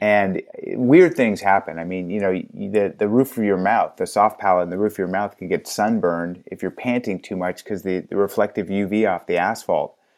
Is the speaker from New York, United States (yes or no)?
no; Los Angeles, California, United States; I was actually born in L